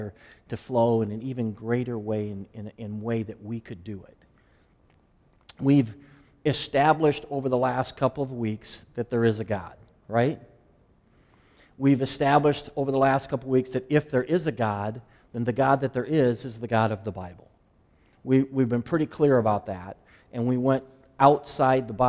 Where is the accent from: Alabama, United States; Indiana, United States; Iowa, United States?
Iowa, United States; born or raised there; moved away